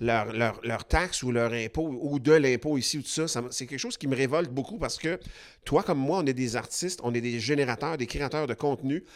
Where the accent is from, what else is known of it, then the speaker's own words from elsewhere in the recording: Quebec, Canada; on est québécois